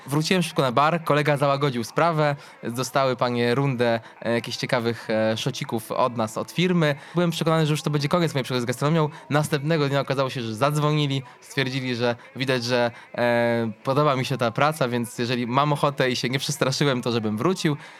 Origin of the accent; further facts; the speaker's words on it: Lublin, Lublin Voivodeship, Poland; spacerując po centrum Lublina, mojego rodzinnego miasta